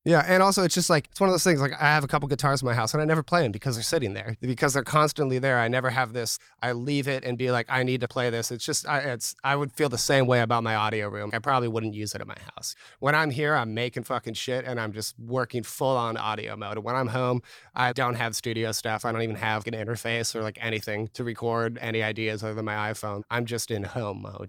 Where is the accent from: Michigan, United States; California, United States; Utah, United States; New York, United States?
California, United States; Newark; I grew up here in Newark, California.